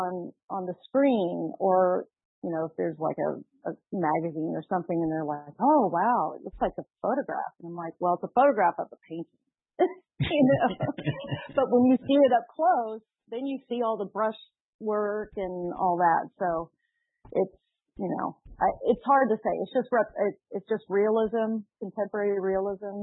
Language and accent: English; Dallas, Texas, United States; growing up in Texas, I grew up in Dallas